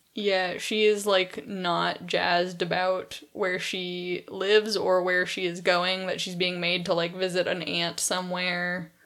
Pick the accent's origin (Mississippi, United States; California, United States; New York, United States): California, United States; growing up in California